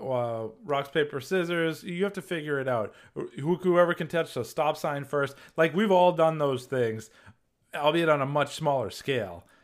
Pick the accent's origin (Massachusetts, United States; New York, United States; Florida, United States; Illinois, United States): Massachusetts, United States; moved away; Massachusetts where I belong. My accent's coming back